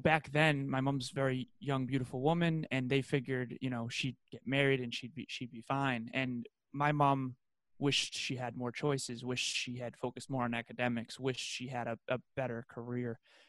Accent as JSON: {"language": "English", "region": "Massachusetts", "country": "United States", "tie": "born or raised there", "said": "So, Massachusetts, what was that like for m"}